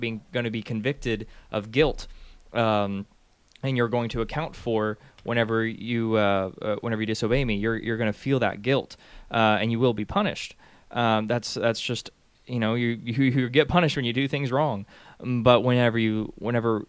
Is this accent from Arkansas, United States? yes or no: yes; Arkansas, United States; now in Tennessee, United States; I'm from Arkansas.